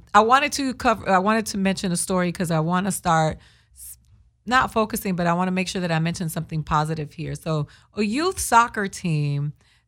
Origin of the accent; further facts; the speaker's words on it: Boston, Massachusetts, United States; I was born in Boston.